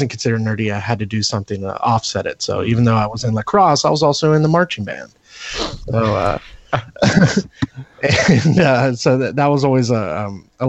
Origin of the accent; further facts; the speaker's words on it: Pennsylvania, United States; pretty much Pennsylvania humor